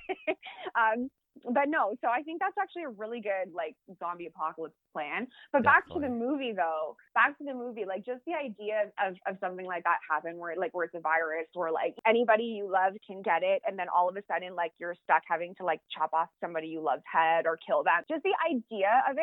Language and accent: English; Canada; we're Canadian